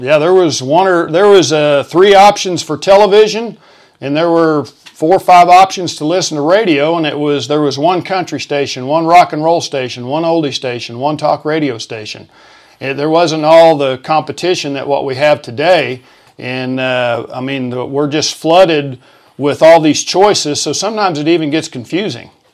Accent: Moore, Oklahoma, United States; grew up in Moore, uh, an old South Oklahoma City guy

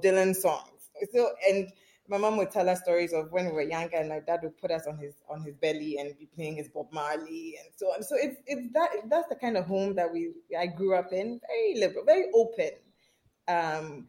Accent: Accra, Greater Accra, Ghana; I grew up in a not so conventional Ghanaian home

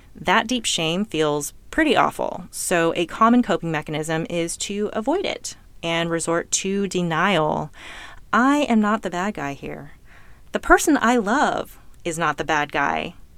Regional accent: California, United States; I was born in California to two well-educated, financially stable immigrant parents, and I lived in an upper middle class neighborhood

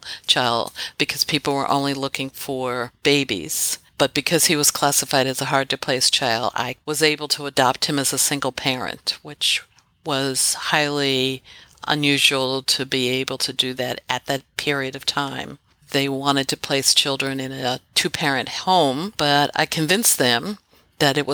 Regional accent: Philadelphia, Pennsylvania, United States; also born or lived in Washington, D.C. area; I'm actually raised in Philadelphia, born in here in Philadelphia, just outside the city

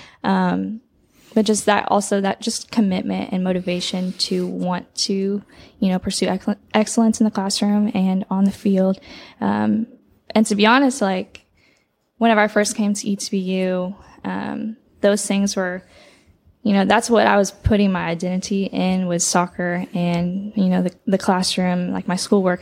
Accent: McKinney, Texas, United States; I'm from McKinney, Texas, which is in the Dallas area

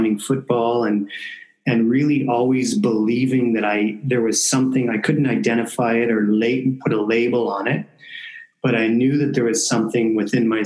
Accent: Windsor, Ontario, Canada; moved away as an adult; also born or lived in Hiroshima, Japan; I never imagined in a million years that I would ever leave my hometown, because I established myself here

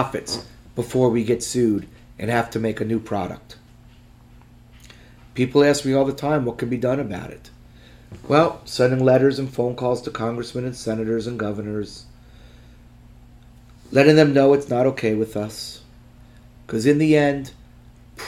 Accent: United States; I'm an American

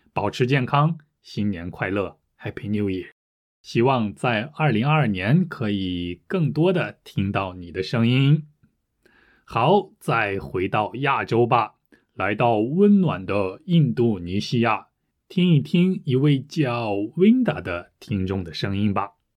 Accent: France; Chinese is a second language; 我是法国人

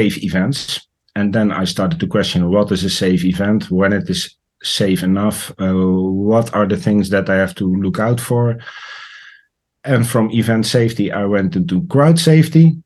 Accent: Netherlands; I am from the Netherlands

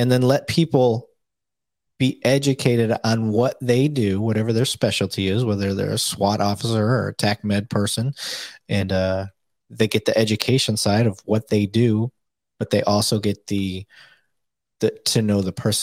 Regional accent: Flint, Michigan, United States; moved away as an adult; also born or lived in Saginaw, Michigan; now in Dallas-Fort Worth, United States; I'm originally from Flint, Michigan

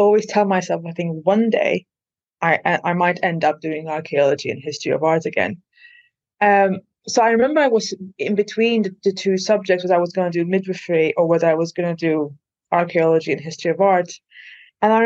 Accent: Malta; first language Maltese; English is a second language; moved away as an adult; also born or lived in Liverpool, United Kingdom; now in United Kingdom; English is not my first language. We speak Maltese, and obviously I've been speaking English since I was like 5

